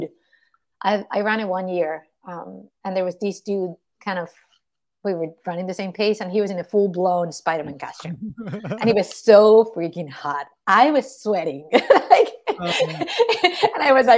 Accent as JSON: {"language": "English", "country": "Spain", "said": "I'm from Spain, so obviously very Catholic country"}